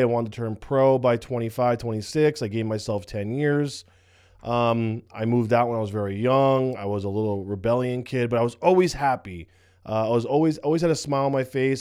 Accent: United States; I'm from New York, New Jersey

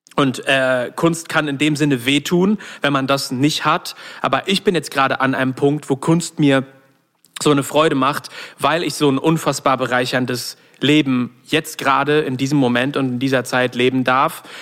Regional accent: not far from Solingen, North Rhine-Westphalia, Germany; aus der Nähe von Solingen kommen, was nicht so weit von da weg ist, wo ich aufgewachsen bin

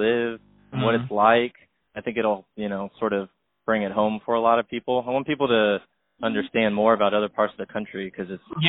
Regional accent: Florida, United States; I'm from Florida

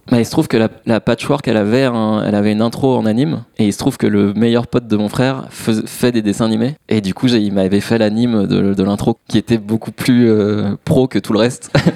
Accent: Massy, Île-de-France, France; chez moi à Massy

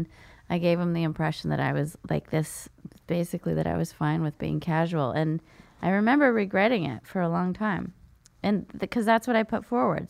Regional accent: San Jose, California, United States; I'm from San Jose.

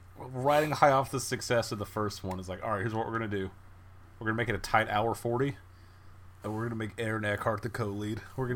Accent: Texas, United States; I'm from Texas

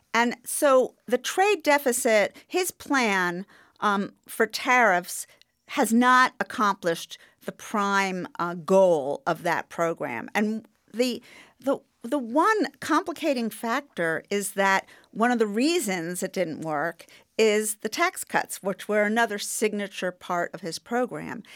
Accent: New York, United States; I'm a New Yorker

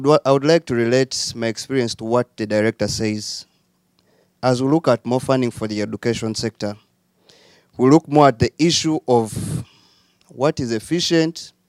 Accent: Uganda; I am from Uganda, and I work in the education sector

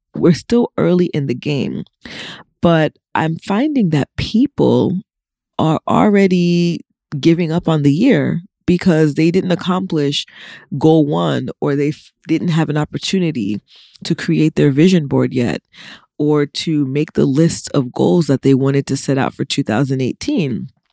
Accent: United States; I'm an American that was born here

